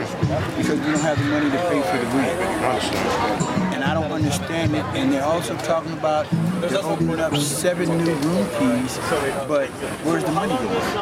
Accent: Sacramento, California, United States; I'm from Sacramento.

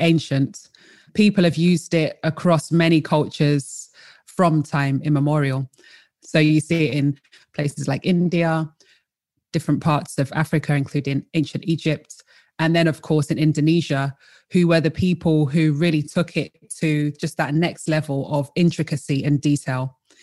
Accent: London, United Kingdom; also born or lived in Colchester; I was born in Colchester and raised in London.

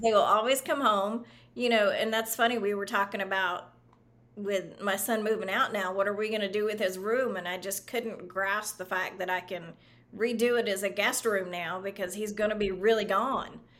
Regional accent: the South, United States; also born or lived in Florida; now in Austin, United States; I grew up in the South

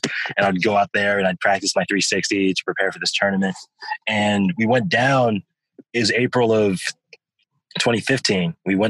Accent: United States; I was like, no, I'm American. I got started with the Portland Club about 4 years ago, and you know, I'm playing at Oregon State

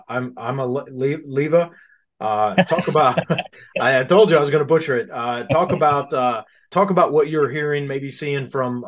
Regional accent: Tennessee, United States; I'm from Tennessee

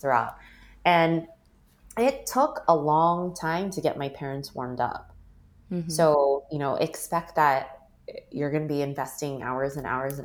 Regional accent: United States; growing up, there was always the sense of I don't really belong in America because people look at me and they don't think I'm American

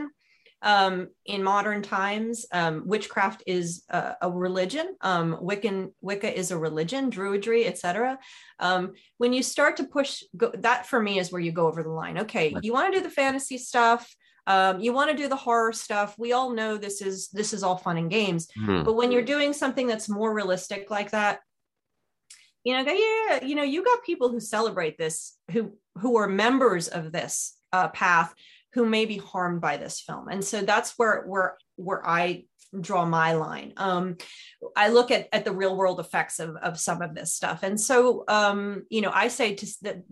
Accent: New York, United States; I grew up in New York

